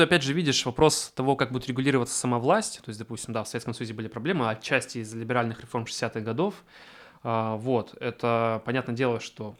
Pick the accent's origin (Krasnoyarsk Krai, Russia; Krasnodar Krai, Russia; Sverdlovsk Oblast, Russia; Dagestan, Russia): Krasnoyarsk Krai, Russia; Achinsk; я из региона, из Ачинска